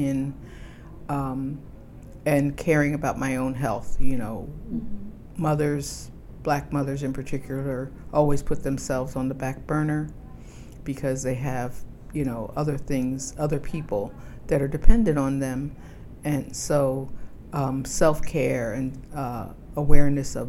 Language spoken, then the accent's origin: English; New Jersey, United States; moved away as an adult; now in Washington, D.C., United States; I've lived in D.C. for about 32 years. I come from New Jersey